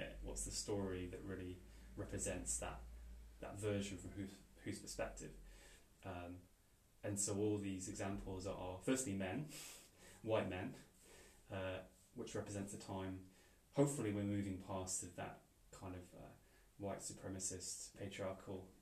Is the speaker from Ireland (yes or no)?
no; Wales, United Kingdom; growing up in Wales